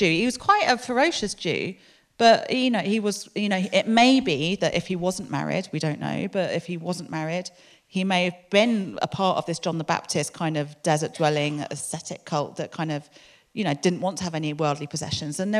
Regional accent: London, United Kingdom; moved away as an adult; now in Exeter, United Kingdom; I grew up in London

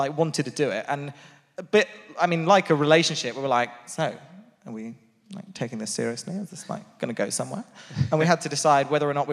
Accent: Portsmouth, South East England, United Kingdom; I was from Portsmouth

